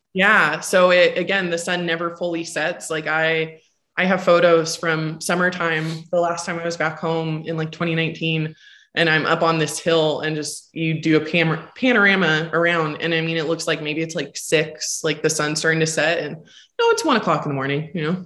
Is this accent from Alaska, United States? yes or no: yes; North Pole, Alaska, United States; moved away; my hometown is 12 miles outside of that, and a lot of people have heard of it, just didn't know. It's called North Pole, Alaska.